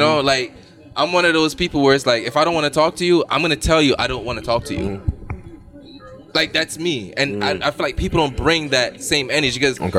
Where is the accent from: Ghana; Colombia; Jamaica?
Jamaica; I'm a man where, as a Jamaican man, right.